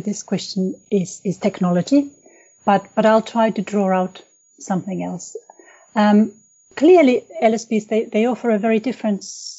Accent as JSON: {"language": "English", "country": "Finland", "first_language": "Finnish", "second_language": "English", "said": "I'm from Finland"}